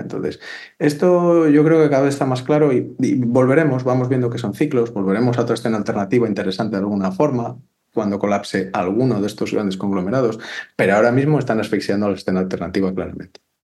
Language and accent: Spanish; Valladolid, Castile and León, Spain; yo soy de Valladolid